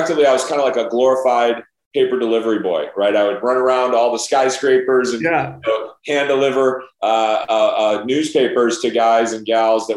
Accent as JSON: {"language": "English", "town": "Chicago", "region": "Illinois", "country": "United States", "tie": "born or raised there", "said": "as a young kid growing up in the North Shore of Chicago"}